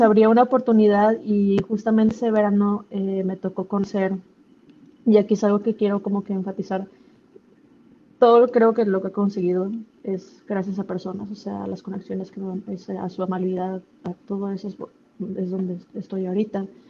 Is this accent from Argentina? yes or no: no; Monterrey, Nuevo León, Mexico; moved away as an adult; also born or lived in Los Angeles; siendo regia